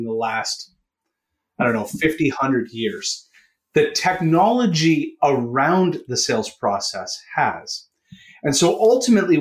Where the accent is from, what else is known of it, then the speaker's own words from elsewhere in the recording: Canada; accent: Canadian; If you can hear it from my accent, I am a Canuck.